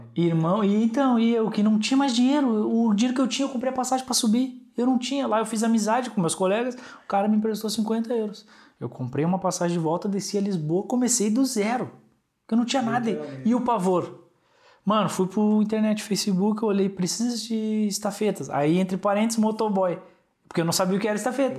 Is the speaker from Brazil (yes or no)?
yes; Brazil; now in Portugal; É comum de onde eu venho, do Brasil